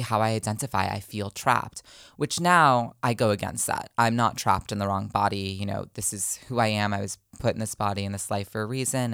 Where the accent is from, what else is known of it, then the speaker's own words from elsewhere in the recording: New Jersey, United States; moved away as an adult; also born or lived in New York; now in Los Angeles, United States; I was born originally, I'm from Los Angeles, um, middle school and high school. I was in New Jersey